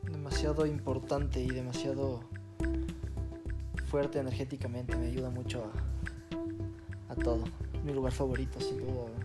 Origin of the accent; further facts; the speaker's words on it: Quito, Pichincha, Ecuador; y nací en Quito, en, la cordillera. Pero sí, soy, soy de sangre caliente.